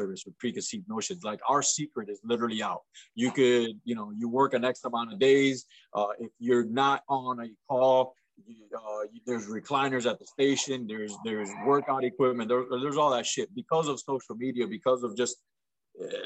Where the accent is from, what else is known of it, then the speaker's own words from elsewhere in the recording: Miami, Florida, United States; also born or lived in Franklin, Indiana; My hometown is Miami, Florida